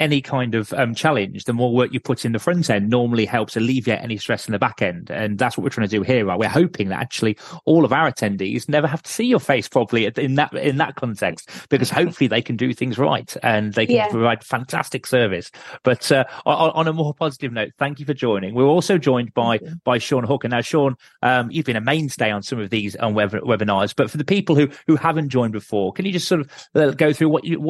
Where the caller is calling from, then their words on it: Lincolnshire, East Midlands, United Kingdom; I'm calling in from Lincolnshire, which has just got electricity.